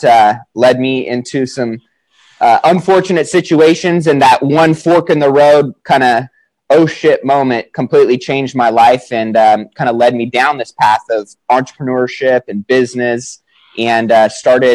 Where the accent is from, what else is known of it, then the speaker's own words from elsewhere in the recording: Sacramento, California, United States; I'm from Sacramento, California, 29 years old